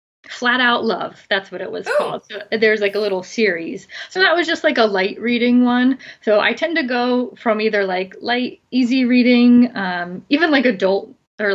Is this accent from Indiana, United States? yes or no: no; Philadelphia, Pennsylvania, United States; now in San Diego, United States; Philly area, and I had way too many winters and bad weather, and I decided to save money and pay a lot of money to live in San Diego, where it's warm and sunny most of the time.